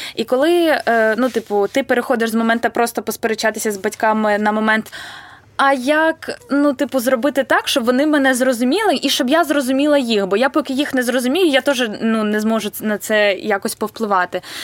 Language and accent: Ukrainian; Vinnytsia, Vinnytsia Oblast, Ukraine; я вінничанка і тут народилася